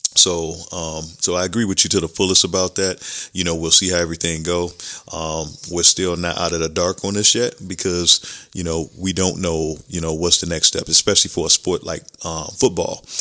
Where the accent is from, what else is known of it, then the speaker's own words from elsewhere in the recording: Chicago, Illinois, United States; growing up in Chicago